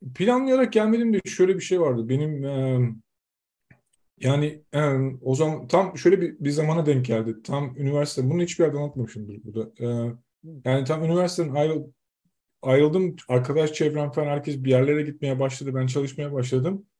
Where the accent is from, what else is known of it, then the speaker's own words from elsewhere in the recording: Zonguldak, Turkey; moved away as an adult; now in Denmark; Biz Zonguldaklıyız, Zonguldak'ta.